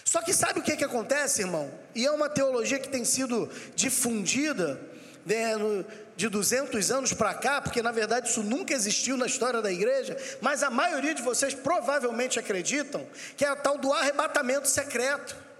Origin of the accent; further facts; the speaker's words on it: Rio de Janeiro, Brazil; sou do Rio de Janeiro